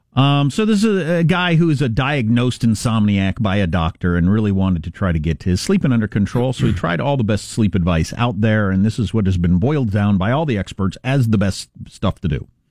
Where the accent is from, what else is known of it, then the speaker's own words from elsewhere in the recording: Kansas, United States; That's my home state.